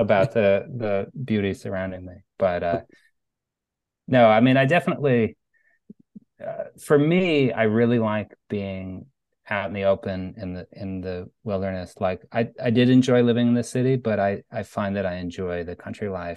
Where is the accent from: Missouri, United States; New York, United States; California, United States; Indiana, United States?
New York, United States; Cherry Valley; moved away as an adult; also born or lived in Beacon, New York / Brooklyn, New York; moving back to my hometown, which has been interesting. We bought a house in Cherry Valley